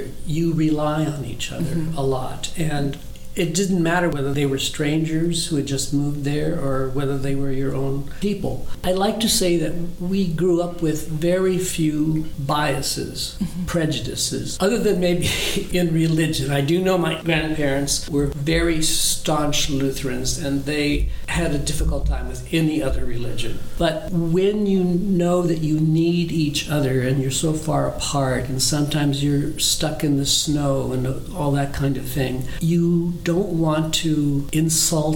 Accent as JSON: {"language": "English", "town": "Hazen", "region": "North Dakota", "country": "United States", "tie": "born or raised there", "first_language": "German", "second_language": "English"}